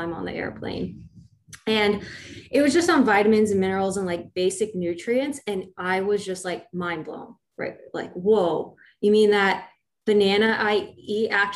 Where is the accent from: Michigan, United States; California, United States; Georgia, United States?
California, United States; I was born and raised in California